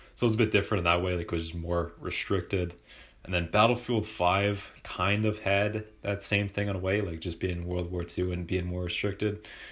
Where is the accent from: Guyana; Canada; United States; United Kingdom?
Canada; Vancouver, British Columbia; I'm from Vancouver.